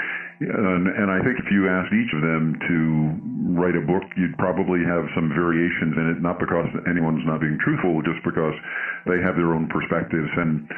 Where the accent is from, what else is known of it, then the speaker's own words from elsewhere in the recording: New York, United States; So I'm originally from New York.